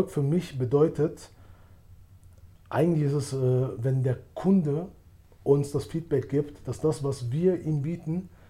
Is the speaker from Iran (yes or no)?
no; Albania; also born or lived in Germany; Ich selbst, ich kannte es ja nicht. Ich bin ja aus Deutschland gekommen. In Deutschland gab es so wie ich Albaner.